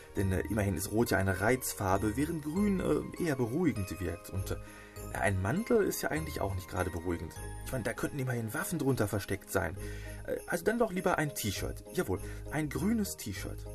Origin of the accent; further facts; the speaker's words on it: Hamm, North Rhine-Westphalia, Germany; meiner Heimatstadt hier in Hamm